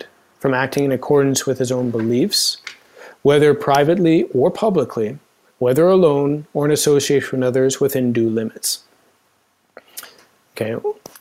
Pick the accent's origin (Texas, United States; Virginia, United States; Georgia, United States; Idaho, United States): Idaho, United States; Idaho Falls; I grew up in Idaho Falls